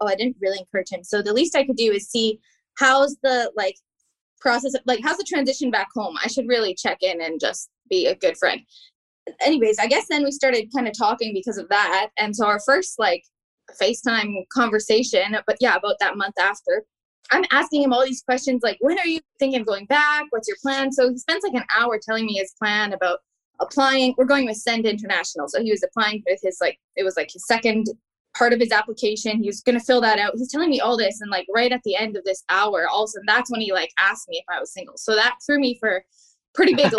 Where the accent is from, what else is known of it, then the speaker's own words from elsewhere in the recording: Abbotsford, British Columbia, Canada; also born or lived in Manitoba; I'm from Abbotsford